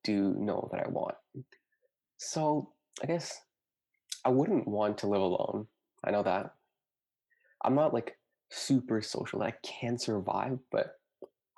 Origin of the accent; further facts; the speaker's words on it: Dubai, United Arab Emirates; now in Guelph, Canada; Because I grew up in a city. I grew up in Dubai